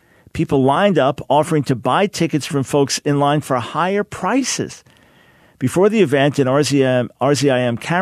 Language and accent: English; Island Park, New York, United States; born or raised there